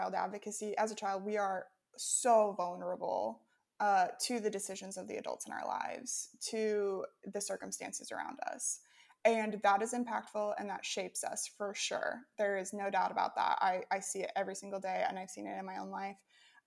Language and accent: English; Midwest, United States; moved away as an adult; now in Ukraine; growing up in the Midwest of America